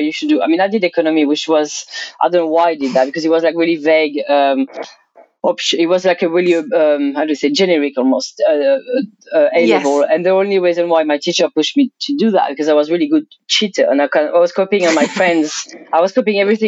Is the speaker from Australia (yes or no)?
no; Provence-Alpes-Côte d'Azur, France; English is a second language; moved away as an adult; now in London, United Kingdom; I grew up from the age of like 2 years old to probably 20 years old to a very small town in south of France, like in Provence